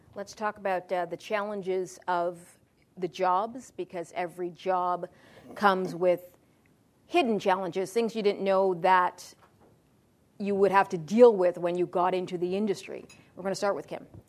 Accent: Toronto, Ontario, Canada; also born or lived in Ottawa; I grew up in Malvern

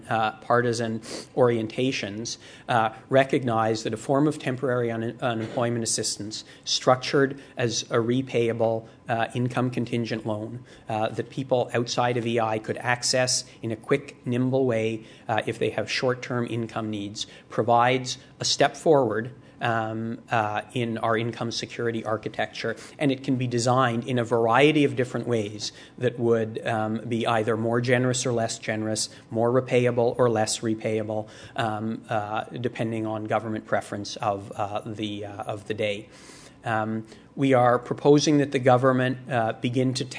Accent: Canada; as a Canadian

